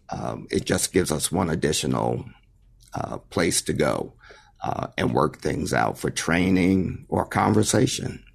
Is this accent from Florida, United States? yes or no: no; White Plains, New York, United States; moved away as an adult; also born or lived in San Jose, California; born and raised in White Plains, New York